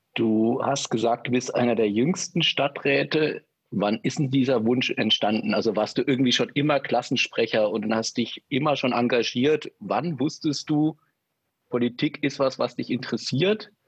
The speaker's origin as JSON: {"language": "German", "region": "former East Germany", "country": "Germany", "tie": "born or raised there", "moved": "yes", "said": "ich bin ja in der ehemaligen DDR aufgewachsen"}